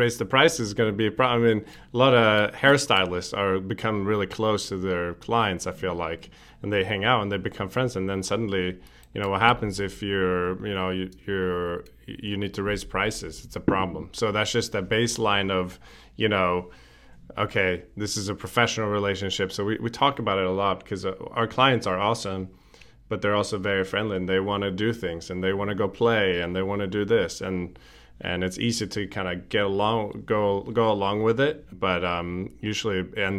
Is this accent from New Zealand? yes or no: no; Stockholm, Stockholm County, Sweden; English is a second language; now in United States; I came here from Stockholm, so I'm actually might have to renew my passport in Washington, D.C. at the embassy soon.